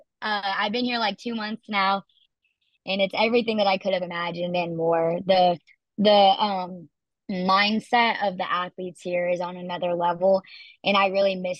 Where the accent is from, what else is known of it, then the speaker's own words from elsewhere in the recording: Texas, United States; moved away as an adult; now in Utah, United States; drive all the way across Texas to come visit me in my hometown multiple times my senior year of high school